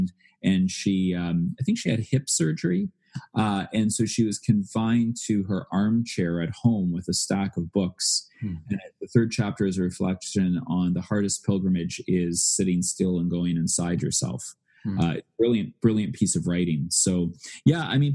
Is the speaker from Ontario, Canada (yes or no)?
no; Manitoba, Canada; also born or lived in Northern Ireland; now in Vancouver, Canada; I was raised in the Holy Land, as you know, of Manitoba.